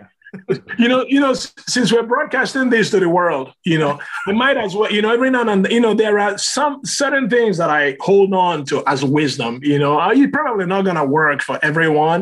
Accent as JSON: {"language": "English", "country": "Nigeria", "moved": "yes"}